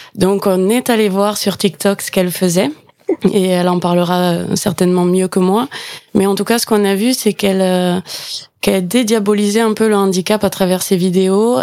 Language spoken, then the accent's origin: French; Gers, Occitania, France; also born or lived in Toulouse; je suis originaire du Gers. Mon accent va me trahir, je pense